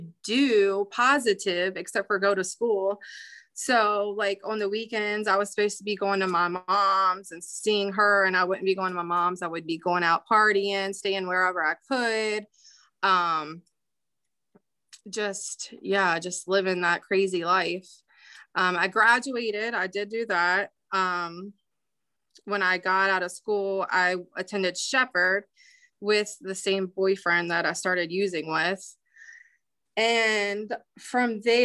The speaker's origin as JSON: {"language": "English", "town": "Winchester", "region": "Virginia", "country": "United States", "tie": "born or raised there", "also_born_or_lived": "Bunker Hill, West Virginia", "moved": "yes", "lives_now": "Martinsburg, United States", "said": "I grew up in Bunker Hill. My parents divorced when I was 4. And then after that, my mom moved me and my sister to Winchester."}